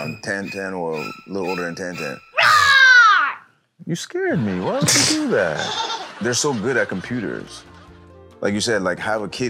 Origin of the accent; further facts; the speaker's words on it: Canada; I'm Canadian, so we're not as uptight as Jamaicans when it comes to that stuff.